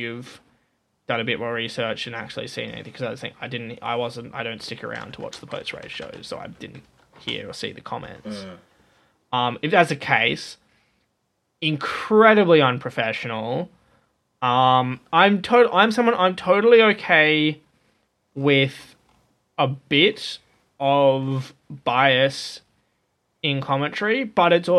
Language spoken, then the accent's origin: English; Australia